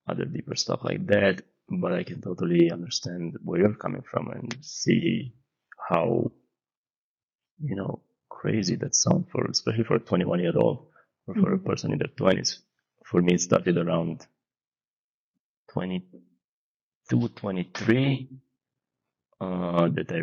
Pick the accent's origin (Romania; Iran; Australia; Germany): Romania; moved away; definitely from my upbringing growing up in Romania